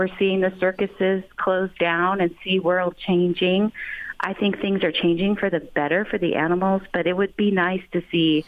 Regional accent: San Diego, California, United States; also born or lived in Texas; I moved back to California. I'm from San Diego

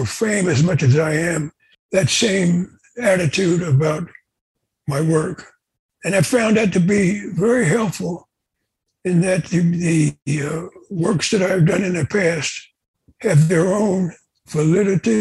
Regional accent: Pleasantville, New Jersey, United States; I was born in Pleasantville, New Jersey, which is not that far from Atlantic City

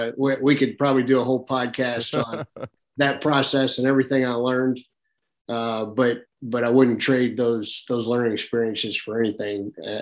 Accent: Arkansas, United States; and I grew up in Arkansas duck hunting. It was my passion.

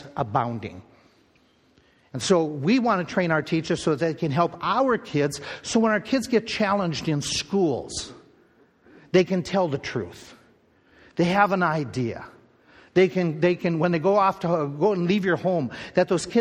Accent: Midwest, United States; growing up in the Midwest.

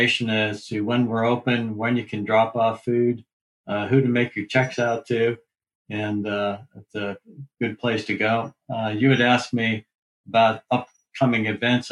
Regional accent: Erie, Pennsylvania, United States; now in Lancaster, United States; I'm from Erie, Pennsylvania

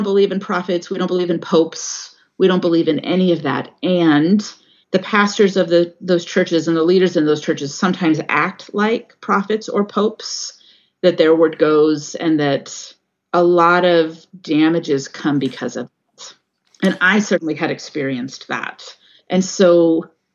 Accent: California, United States; now in Washington State, United States; I grew up in California. Not very far from where the Oakland Temple is

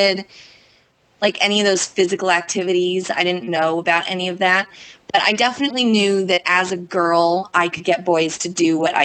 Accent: California, United States; moved away as an adult; now in Boston, United States; I'm from California, and I moved to Boston entirely on a whim, almost 9 years ago now

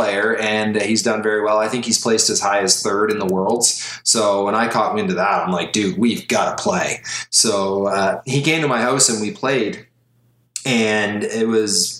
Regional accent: Canada; I'm Canadian

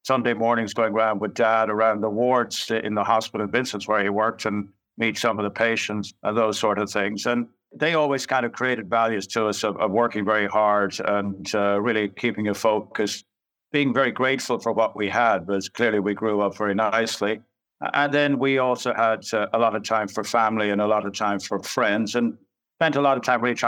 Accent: Dublin, Leinster, Ireland; I grew up in Glamorgan in Dublin

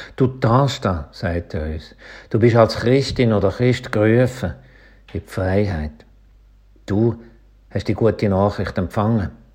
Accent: Schaffhausen, Switzerland; accent: Schaffhauser Dialekt; die Schönheiten von meinem Schaffhauser Dialekt

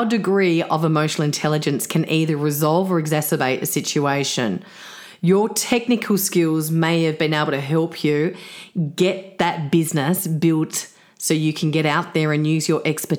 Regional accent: Sydney, New South Wales, Australia; I was actually a Sydney girl

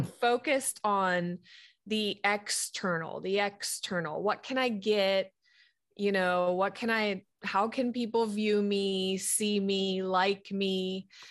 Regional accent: Sharon, Pennsylvania, United States; now in Fort Mill, South Carolina, United States; my home hometown is Sharon, Pennsylvania

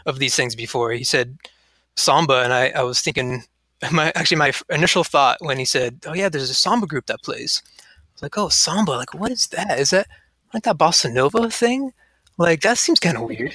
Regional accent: Yucca Valley, California, United States; now in Arcata, United States; I grew up in Southern California in a little town called Yucca Valley, which neighbors Joshua Tree

